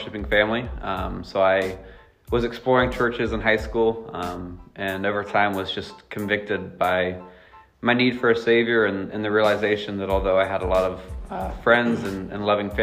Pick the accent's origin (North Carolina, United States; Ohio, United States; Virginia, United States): North Carolina, United States; moved away as an adult; now in Maine, United States; I'm originally from North Carolina. I moved up to Maine with my wife, Hannah, about 4 years ago.